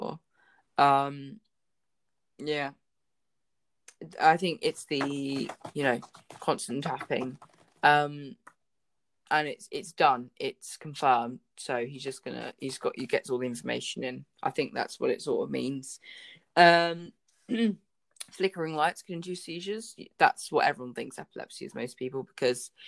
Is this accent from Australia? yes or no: no; United Kingdom; I'm a British citizen